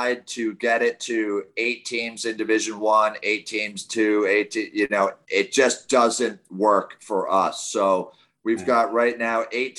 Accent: New York, United States; moved away as an adult; now in Baltimore, United States; I'm from New York. I lived in New York, didn't play, you know, once a year or so, and then moved down to Baltimore for work, I guess in like 2003

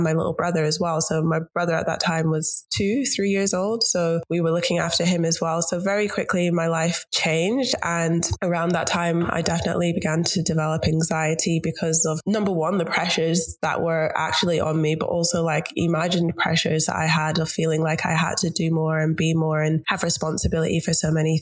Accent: Scotland, United Kingdom; moved away as an adult; now in Melbourne, Australia; I'm actually from Scotland

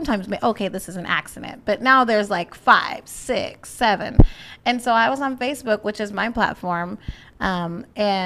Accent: United States; I'm from East Central. And so a lot of it was happening in East Central. So I grew up walking down the streets, going to Horseman's, going to the East Central Community Center

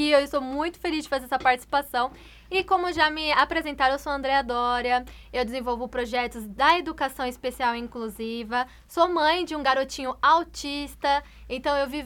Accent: São Paulo, Brazil; São Paulo.

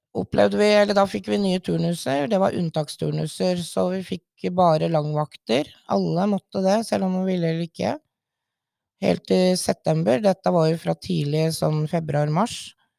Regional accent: Sørumsand, Akershus, Norway; moved away as an adult; now in Våler, Norway; Jeg er egentlig fra Sørumsand, i Sørum kommune

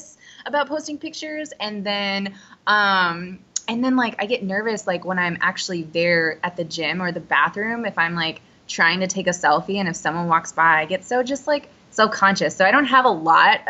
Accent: Southern Illinois, United States; now in Dallas, United States; I'm originally from Southern Illinois, super tiny town, named Muskuta.

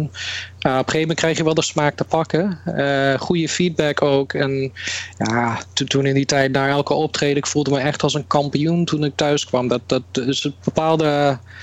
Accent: Canada; now in Netherlands; Ik ben in Canada opgegroeid. En toen in 1999 ben ik teruggekomen naar Nederland

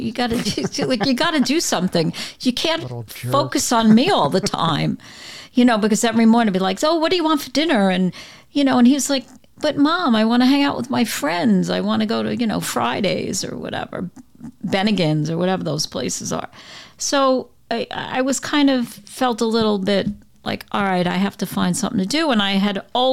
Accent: New York City, New York, United States; I grew up on the Brooklyn-Queens border

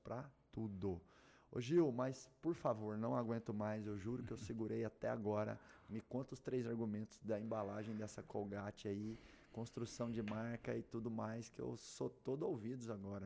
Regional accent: Doverlândia, Goiás, Brazil; Nasci lá em Doverlândia

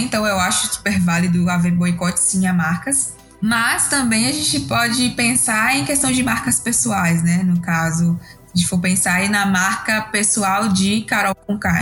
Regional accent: Bahia, Brazil; sou aqui da Bahia

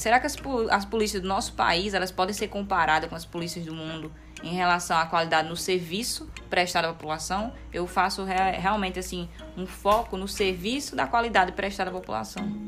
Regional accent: Brazil; a gente, como brasileiro

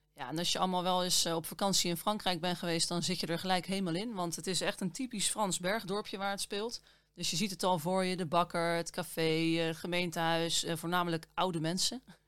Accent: Netherlands

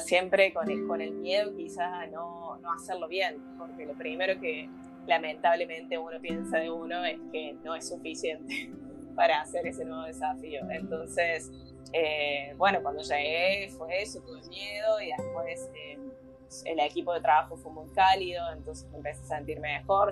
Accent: Argentina; moved away as an adult; now in Barcelona, Spain; soy argentina, pero actualmente vivo en Barcelona. Dejé todo allá en mi provincia y me vine aquí

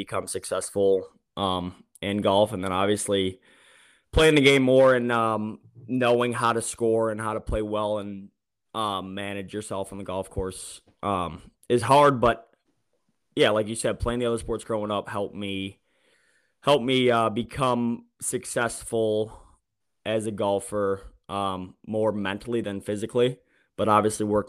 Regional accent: Detroit, Michigan, United States; I grew up in the Metro Detroit area

